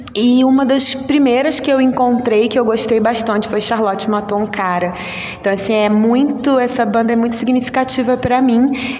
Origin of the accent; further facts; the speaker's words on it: Rio de Janeiro, Brazil; Sou aqui do Rio de Janeiro